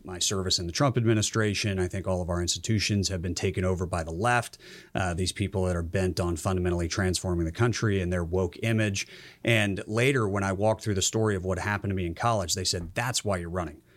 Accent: Georgia, United States; moved away as an adult; I grew up in Georgia, uh, played high school football down there for a powerhouse

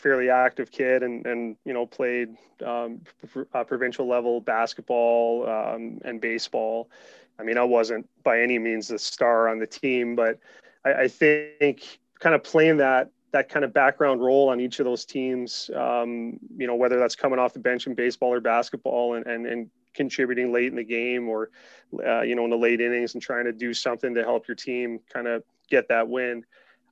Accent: Mount Pearl, Newfoundland and Labrador, Canada; I was a fairly active child growing up in Mount Pearl, Newfoundland

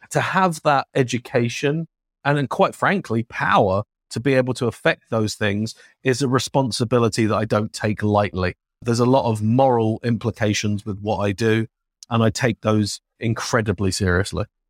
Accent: London, United Kingdom; accent: British; now in United States; a kid growing up in London

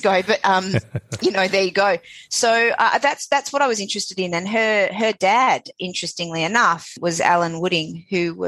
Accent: Sydney, New South Wales, Australia; born in Sydney, born in Balmain. When it was a – quite rough working class suburb.

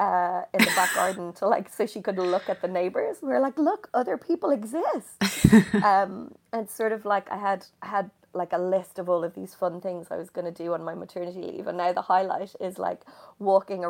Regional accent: Dublin, Leinster, Ireland; now in London, United Kingdom; I'm from Dublin, which is on the coast

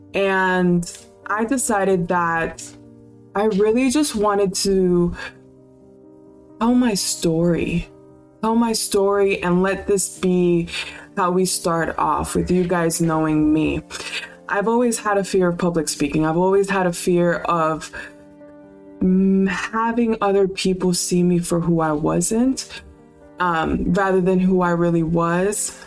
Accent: Homestead, Florida, United States; I grew up in Miami in a little small town called Homestead

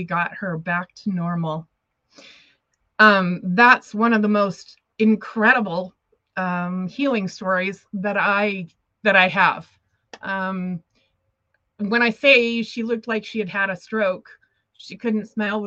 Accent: Montana, United States; moved away as an adult; also born or lived in Los Angeles, United States; I had to move back to Montana, my hometown

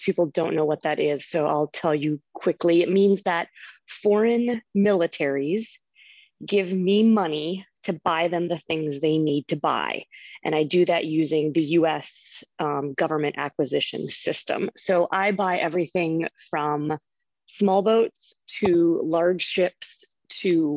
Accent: North Dakota, United States; moved away as an adult; also born or lived in Baltimore, Maryland; now in Arlington, United States; I was born and raised in North Dakota on a farm.

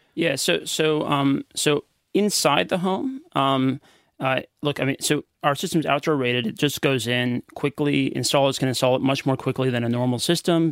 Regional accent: United States; accent: American; moved away as an adult; also born or lived in Philippines; now in Australia

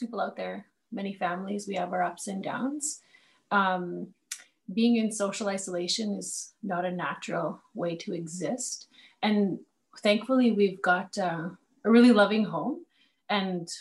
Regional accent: Manitoba, Canada; I've been born and raised in Manitoba

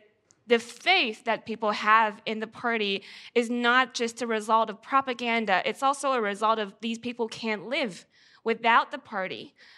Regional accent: Gansu, China; moved away as an adult; now in Australia; Oh, the city I came from is from Gansu.

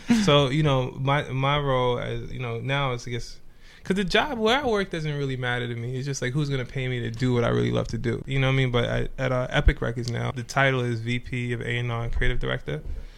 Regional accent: New York City, New York, United States; also born or lived in Trinidad / Bronx / Los Angeles; I was came to Brooklyn when I was 5

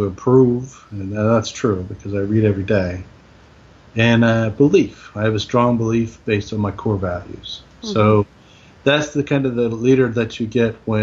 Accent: United States; we're American

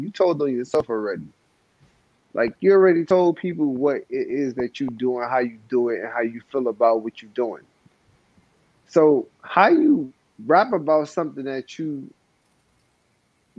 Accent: New York, United States; I'm from New York

